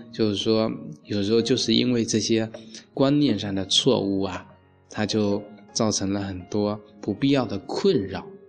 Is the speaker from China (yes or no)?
yes; China; 所以我们中国人啊